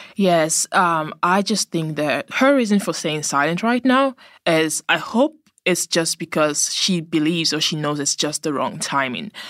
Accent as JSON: {"language": "English", "country": "Nigeria", "said": "I'm Nigerian, so I would know a whole lot of other Nigerian families there"}